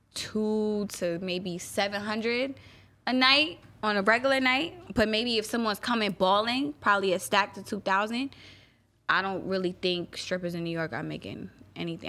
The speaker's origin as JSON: {"language": "English", "country": "Guyana", "said": "I'm Guyanese, so every, you know, I'm West Indian"}